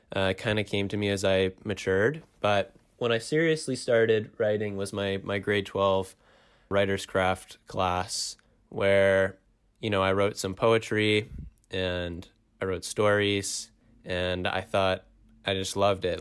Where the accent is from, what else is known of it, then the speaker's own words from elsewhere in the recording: Toronto, Ontario, Canada; I am from Toronto